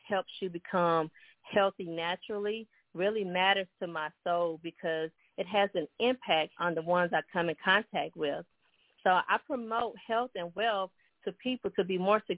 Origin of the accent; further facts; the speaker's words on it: High Point, North Carolina, United States; now in Phoenix, United States; I currently reside in Phoenix, Arizona, but originally I'm from High Point, North Carolina